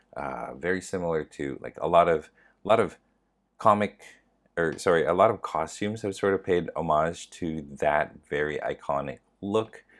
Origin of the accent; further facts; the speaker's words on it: Canada; I am from Canada, and I am Asian